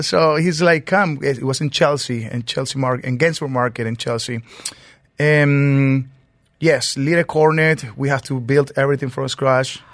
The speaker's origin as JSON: {"language": "English", "region": "Mérida", "country": "Venezuela", "tie": "born or raised there", "also_born_or_lived": "Lima, Peru", "moved": "as an adult", "lives_now": "New York, United States", "said": "I'm born and raised in Venezuela, Merida"}